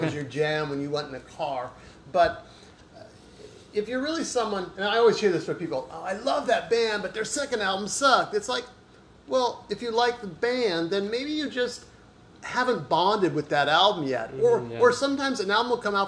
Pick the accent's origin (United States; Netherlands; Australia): United States; Placentia, California; now in Mission Viejo, United States; I grew up in Placentia. And then right now I live in Mission Viejo.